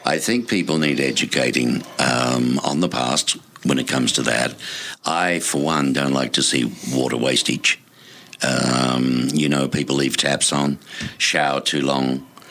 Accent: Melbourne, Victoria, Australia; now in Tucson, United States; my hometown, Melbourne, Australia

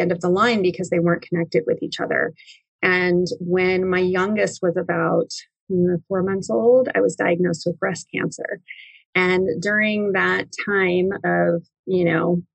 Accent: Highland, California, United States; moved away; I grew up in a smallish town in Southern California called Highland, California

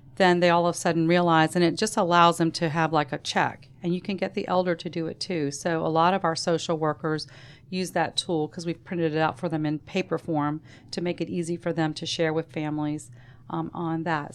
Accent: Savannah, Georgia, United States; We grew up in Savannah

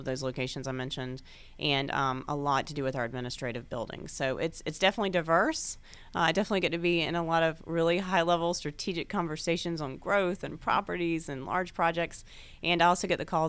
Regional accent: Gainesville, Georgia, United States; also born or lived in Atlanta, Georgia; I grew up in Gainesville, Georgia.

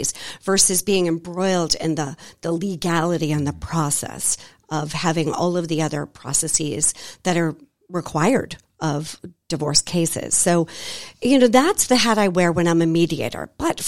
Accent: Boston, Massachusetts, United States; also born or lived in Belize; now in Atlanta, United States; I am originally born and raised in Boston, Massachusetts. I know I don't sound like it, but I promise I am. Not in love with snow, lived in Belize for 3 years, moved to Atlanta in 2019, and this is now our home.

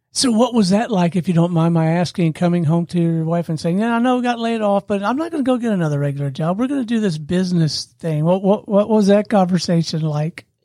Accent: Pensacola, Florida, United States; I grew up in Pensacola, Florida

